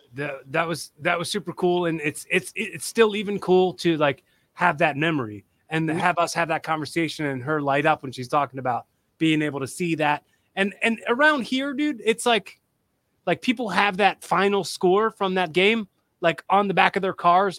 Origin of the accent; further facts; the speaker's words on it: Philadelphia, Pennsylvania, United States; we're from Philly